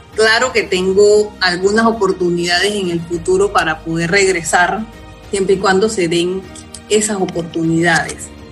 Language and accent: Spanish; Parita, Herrera, Panama; moved away; yo soy de Correa de Parita, y nací allá y me crié allá, que es una finca donde tienen mis papás.